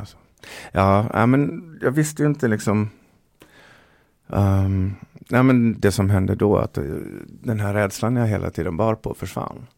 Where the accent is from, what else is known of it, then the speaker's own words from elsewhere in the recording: Dalarna County, Sweden; jag är från Dalarna